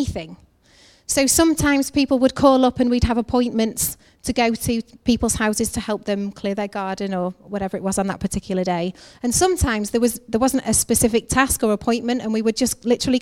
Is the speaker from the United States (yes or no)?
no; England, United Kingdom; I'm from England.